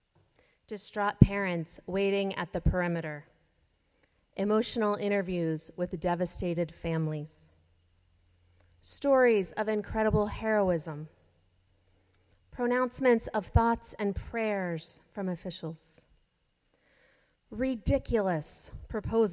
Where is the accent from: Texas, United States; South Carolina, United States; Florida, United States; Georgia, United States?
Florida, United States; Jacksonville; now in Boston, United States; I grew up in Jacksonville and still consider North Florida my home